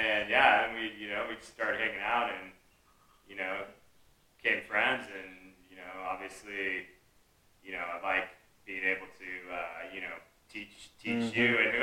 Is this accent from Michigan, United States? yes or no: no; San Diego, California, United States; I grew up in San Diego. It's kind of just typical, like, suburb life out here